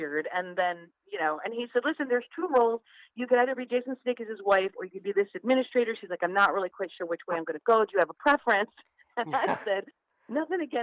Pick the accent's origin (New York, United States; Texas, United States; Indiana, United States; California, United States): New York, United States; Rochester; We're both from Rochester, New York